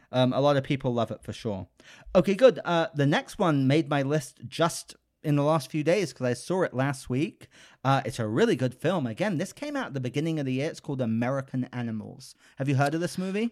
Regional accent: United Kingdom; moved away; I'm British, so I grew up with Paddington

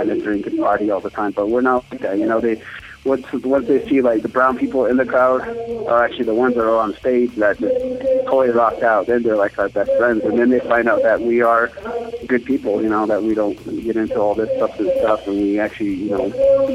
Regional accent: United States; We're from the Navajo Nation

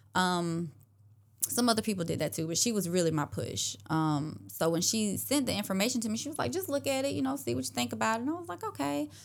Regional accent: Clarks Hill, South Carolina, United States; moved away as an adult; now in Augusta, United States; I grew up in Clarks Hill, South Carolina, so not too far from Augusta

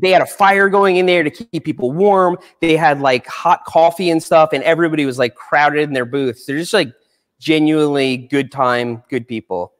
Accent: Long Island, New York, United States; I grew up on Long Island

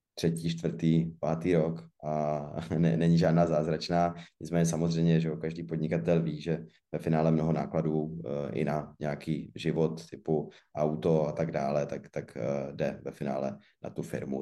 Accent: Zlín, Zlín Region, Czechia; jsem ze Zlína, což prostě beru jako město Obuvy

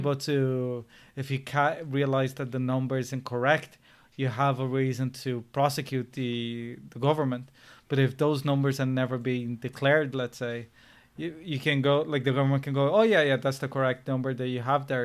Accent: Brazil; now in Ireland; I was born in Brazil

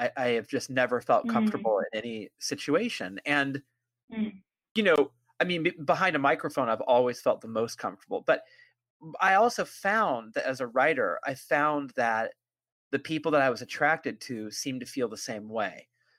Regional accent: California, United States; I do think of myself as a uniquely, not uniquely, but a very specifically Californian writer

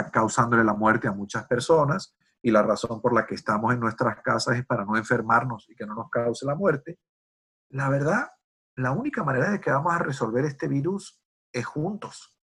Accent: United States; porque Jorge es chileno y yo soy americano, eso significa que seguramente vamos a tener un punto de vista distinto

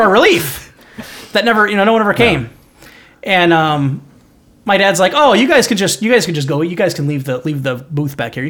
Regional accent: Minnesota, United States; No, we're from Minnesota.

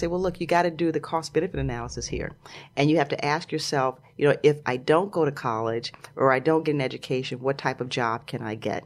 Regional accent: Chicago, Illinois, United States; moved away; also born or lived in New York / Los Angeles; I grew up in Chicago, and all my family's in Chicago

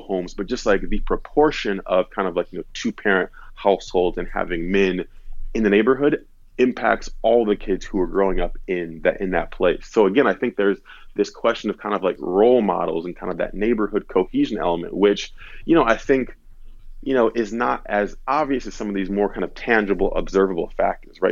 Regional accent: Detroit, Michigan, United States; moved away as an adult; also born or lived in East Coast; now in Detroit, United States; I grew up in the Detroit area

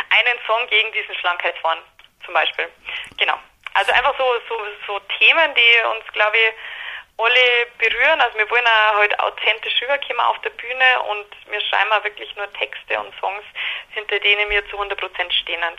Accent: Landshut, Bavaria, Germany; Genau, also wir kommen alle aus Landshut, also aus dem Umkreis von Landshut wir waren alle zusammen in Landshut auf der Schule, eben auf diesem Mädchengymnasium und äh, sind auch im Herzen total niederbayerisch, werden das ja immer bleiben

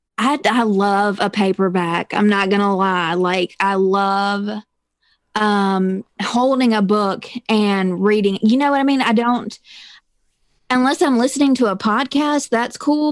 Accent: Mississippi, United States; I am from a little bitty town in Mississippi

